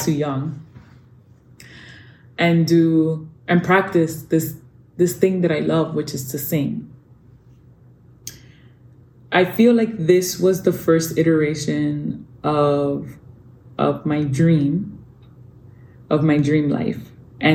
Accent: New York City, New York, United States; moved away as an adult; also born or lived in Dominican Republic; I grew up in New York City in a very Dominican neighborhood known as Washington Heights

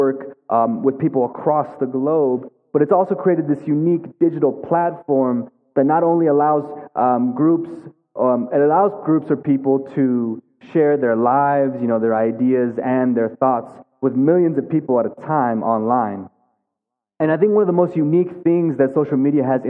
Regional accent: Amarillo, Texas, United States; also born or lived in Philadelphia; I'm born and raised in Amarillo, Texas

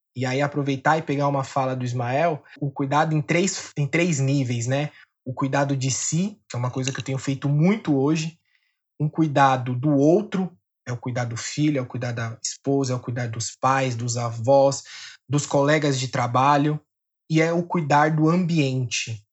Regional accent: São Paulo, Brazil; eu sou da zona oeste aqui de São Paulo. Nasci, e cresci aqui, pretendo passar mais uns anos aqui

